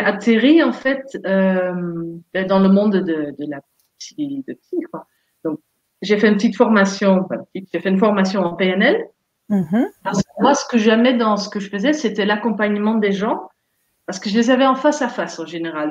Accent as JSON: {"language": "French", "country": "Netherlands", "also_born_or_lived": "Montpellier, France", "second_language": "French", "moved": "as an adult", "lives_now": "France", "said": "je viens des Pays-Bas, donc bien, euh, bien au nord, genre 1200 km au nord d'ici"}